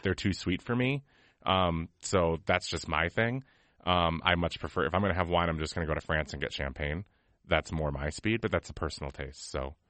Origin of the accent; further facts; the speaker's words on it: United States; we're from America